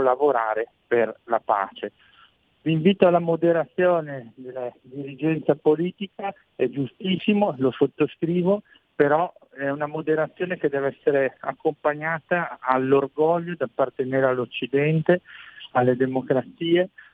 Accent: Brescia, Lombardy, Italy; sono innamorato della mia terra, Brescia, la Lombardia, il lago di Garda

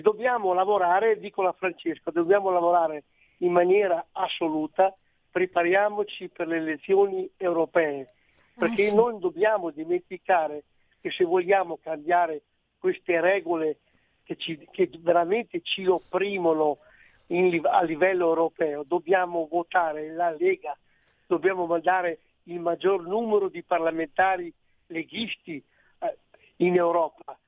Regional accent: Lombardy, Italy; now in Friuli Venezia Giulia, Italy; io sono un lombardo trasferito in Friuli dove mi trovo benissimo

